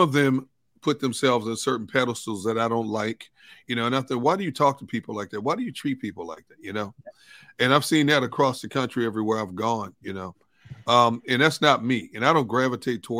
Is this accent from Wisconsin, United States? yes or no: yes; Milwaukee, Wisconsin, United States; moved away as an adult; now in Philadelphia, United States; my hometown, CBS in Milwaukee